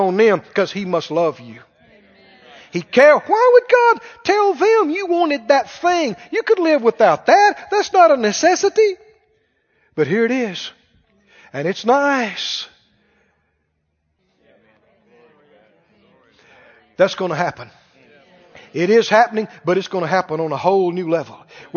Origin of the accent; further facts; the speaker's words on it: Mississippi, United States; moved away as an adult; I was from Mississippi in the country